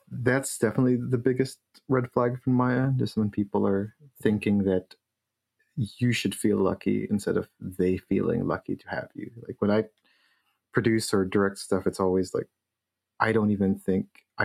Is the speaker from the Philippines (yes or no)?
yes; Philippines; moved away; I grew up in the Philippines